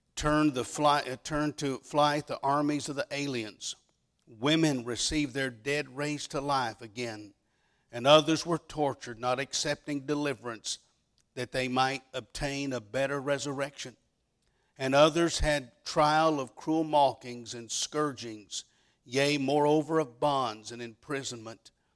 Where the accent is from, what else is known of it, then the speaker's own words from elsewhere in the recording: Dallas, Texas, United States; moved away as an adult; now in West Virginia, United States; I was born and raised in the Dallas, Texas area